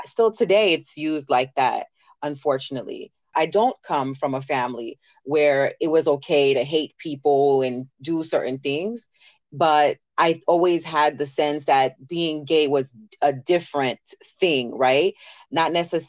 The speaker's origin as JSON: {"language": "English", "region": "the South", "country": "United States", "tie": "born or raised there", "moved": "yes", "lives_now": "New York, United States", "said": "growing up in the South"}